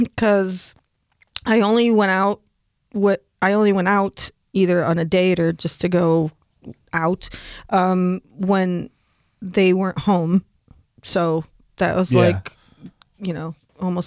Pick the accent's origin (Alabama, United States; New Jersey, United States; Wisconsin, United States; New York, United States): New York, United States; When I was a kid, I'm from New York State